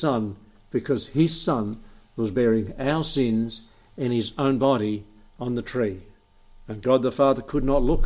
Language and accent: English; Emerald, Australia; now in Albury, Australia; I was raised in Emerald, lots of trees, lots of power lines, lots of outages